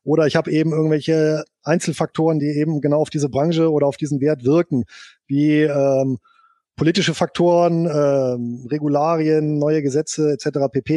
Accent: Bonn, North Rhine-Westphalia, Germany; Geboren bin ich hier in Bonn und aufgewachsen.

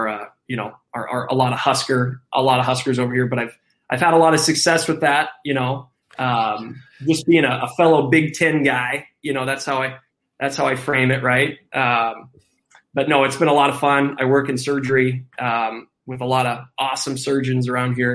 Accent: Western Iowa, United States; growing up in Western Iowa

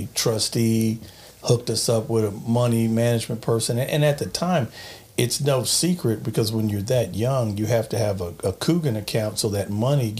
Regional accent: Long Beach, California, United States; It was great. I mean, I grew up in Long Beach. It was funny. I went at one time to a Catholic school in Long Beach. It was kind of a private school.

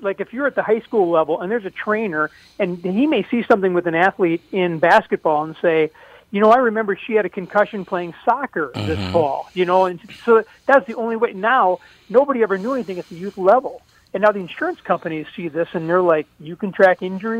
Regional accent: St. Paul, Minnesota, United States; I mean, growing up in St. Paul, I would always read Don the I. Riley

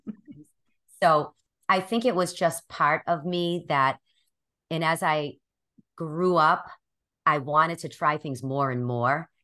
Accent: Boston, Massachusetts, United States; I'm from Boston, which you will notice in a few minutes as I start talking. And I have, I've born and raised here my whole life.

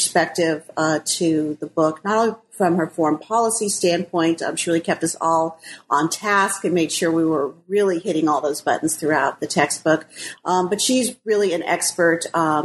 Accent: Denver, Colorado, United States; moved away as an adult; also born or lived in Albuquerque, New Mexico / New York; now in Shanghai, China; So I grew up in Colorado. I grew up right outside of Denver in a suburb just west of town.

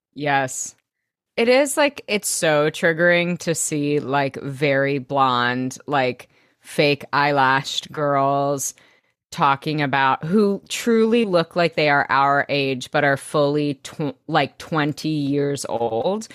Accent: Arkansas, United States; growing up in Arkansas

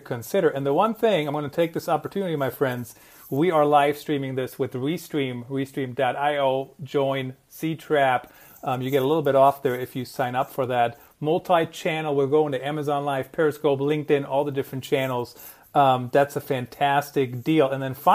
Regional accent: Germany; now in United States; I grew up in Germany

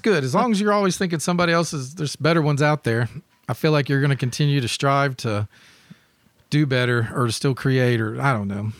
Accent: Memphis, Tennessee, United States; growing up in Memphis

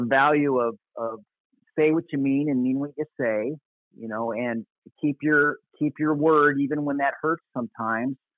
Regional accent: Apple Valley, Minnesota, United States; moved away as an adult; now in Costa Mesa, United States; I grew up in Apple Valley, Minnesota, in my my high school and college years, which is a suburb of the Twin Cities

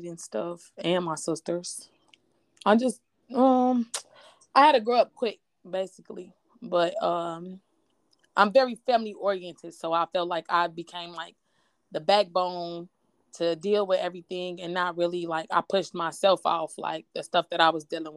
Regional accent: Gary, Indiana, United States; born and raised in Gary, Indiana

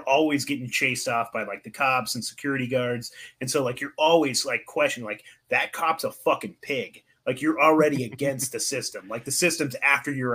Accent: Northern California, United States; I grew up in NorCal, and growing and smoking weed was just what you did

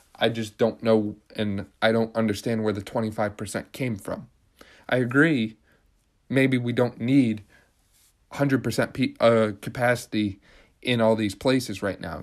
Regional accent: Pennsylvania, United States; Pennsylvania now, because this is my home state

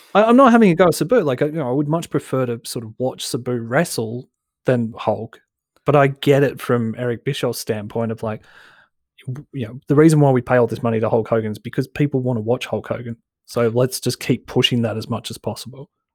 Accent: Broadmeadows, Victoria, Australia; I'm from Broadmeadows

